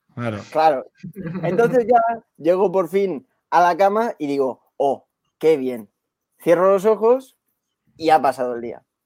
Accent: Badalona, Catalonia, Spain; De, de Badalona soy, justo, aquí al lado

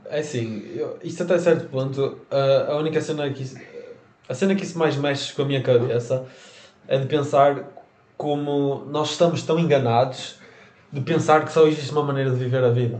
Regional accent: Portugal; nós nascemos em Portugal

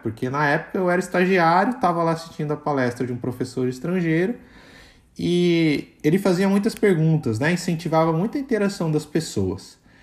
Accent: Brazil; accent: Brazilian; eu tenho sotaque de brasileiro

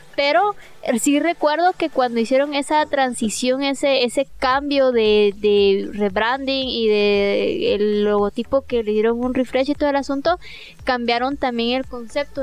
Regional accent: Guatemala; nosotros vivimos en, somos de Guatemala

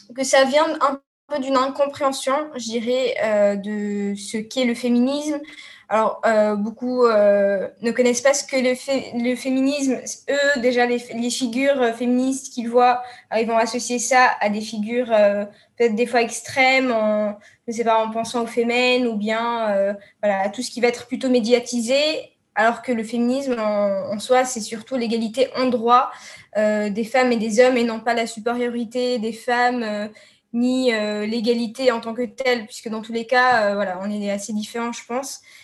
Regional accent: Tunisia; je suis tunisienne

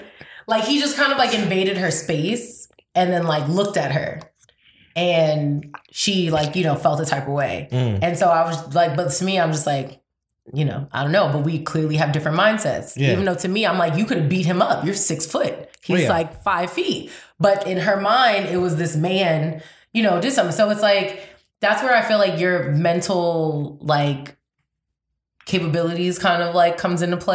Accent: New York, United States; I'm from New York

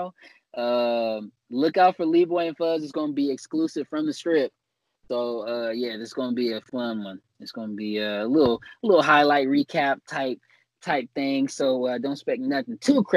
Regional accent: West Coast, United States; I'm from the West Coast

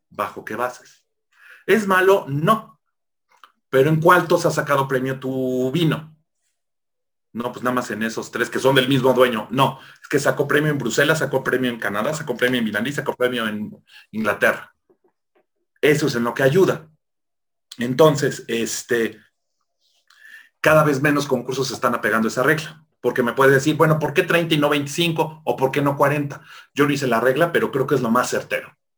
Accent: Mexico; como típico mexicano farol

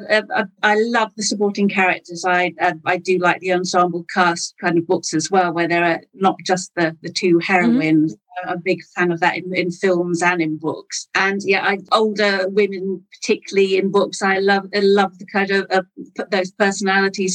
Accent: Wales, United Kingdom; I had English parents, but I grew up in Wales.

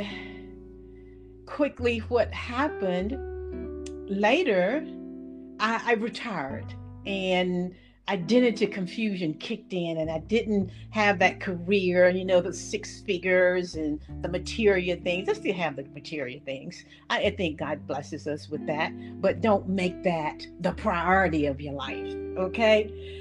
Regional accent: Middle Georgia, United States; I grew up in Middle Georgia

